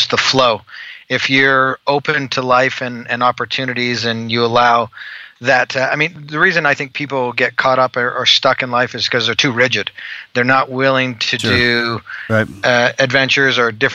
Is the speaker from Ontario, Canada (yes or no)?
no; Calgary, Alberta, Canada; moved away as an adult; now in Utah, United States; I'm originally from Calgary, Alberta, Canada